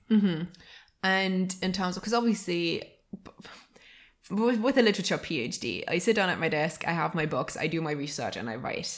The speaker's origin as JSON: {"language": "English", "town": "Halle", "region": "Saxony-Anhalt", "country": "Germany", "tie": "born or raised there", "said": "right now we are recording in our hometown"}